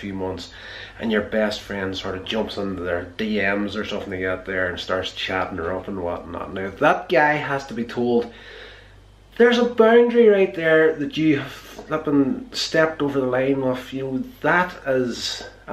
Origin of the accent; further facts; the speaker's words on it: Northern Ireland, United Kingdom; growing up in Northern Ireland here